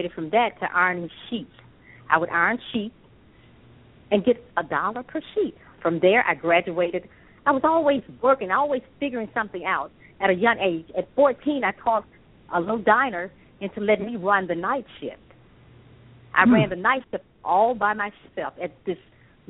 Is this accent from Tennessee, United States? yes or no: yes; Memphis, Tennessee, United States; also born or lived in Akron, Ohio; I was born in Akron, Ohio, and my mother, of course, we're from Memphis, Tennessee